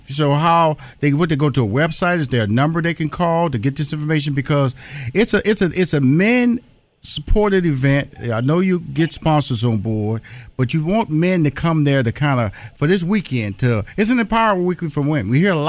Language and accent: English; Houston, Texas, United States; also born or lived in New York / Chicago / Los Angeles; now in Atlanta, United States; I've lived in, born and raised in Houston, Dr. Watkins. Mm-hmm. I lived in New York, Chicago, Los Angeles, and currently live in Atlanta.